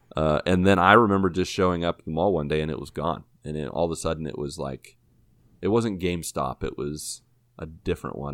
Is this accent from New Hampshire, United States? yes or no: no; Washington, Pennsylvania, United States; my hometown in Washington, P A.